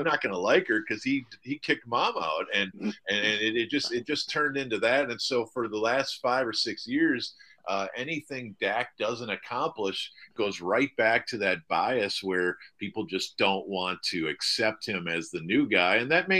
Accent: Wisconsin, United States; now in Dallas, United States; I'm from Wisconsin

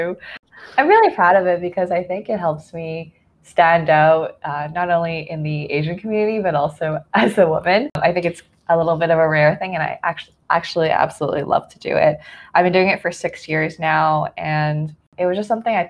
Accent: Nantong, Jiangsu, China; moved away; also born or lived in Canada; I was born in Jiangsu Nantong, which is, I believe, a couple kilometers away from Shanghai. And there I grew up with two families

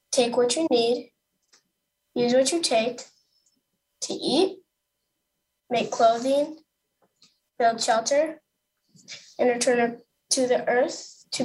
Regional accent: India; It is frustrating when people think I am American Indian when I am from India because it feels to me that people do not think that India is a place.

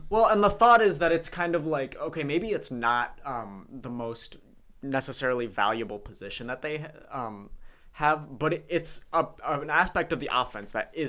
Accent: Mount Pleasant, Michigan, United States; we're all from Mount Pleasant

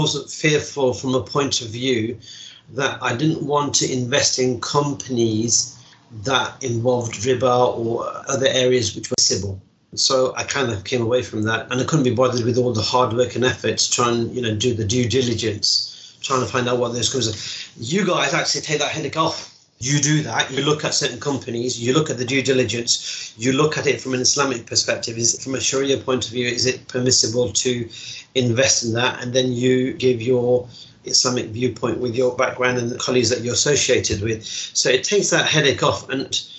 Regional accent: Derby, East Midlands, United Kingdom; also born or lived in Mirpur, Azad Kashmir, Pakistan

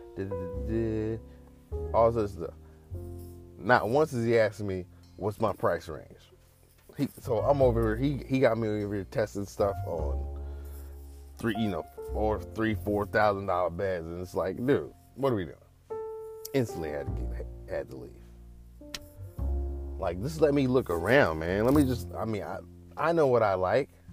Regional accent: the Bay Area, California, United States; I'm from the Bay

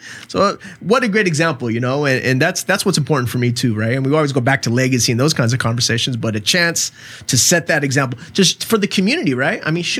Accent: Chula Vista, California, United States; I have an affinity in my heart for especially Third Avenue. I mean, I grew up on Van Street, right around the corner

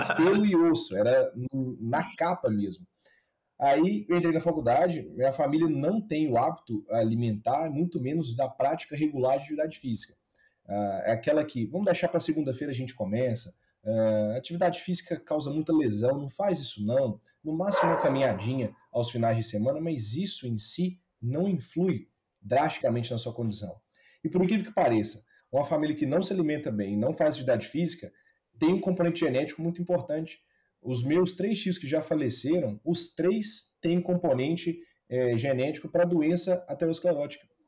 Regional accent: Ipatinga, Minas Gerais, Brazil; Eu entrei na faculdade de medicina, lá na minha cidade natal, em Patinga

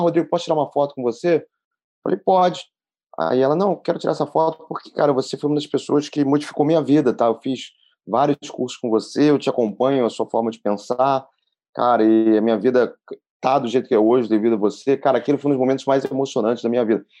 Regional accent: Brazil; eu sou neto de alemães, né? Então eu falo que eu sou brasileiro por nascer aqui e por escolher o Brasil

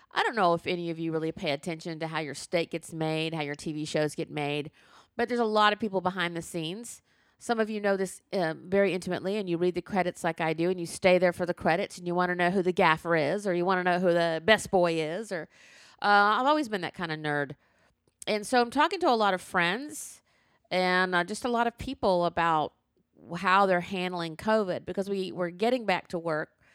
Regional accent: the South, United States; I was born in the South.

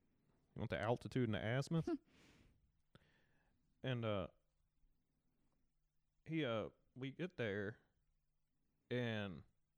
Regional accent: Tennessee, United States; born or raised there; accent: Southern; also born or lived in New Orleans

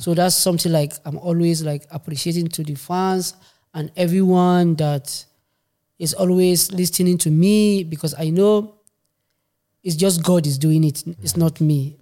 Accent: Kano State, Nigeria; also born or lived in Maiduguri, Borno, Nigeria; now in Stuttgart, Germany; So, I'm from Nigeria. I born in Maiduguri. Grow up in Kano State.

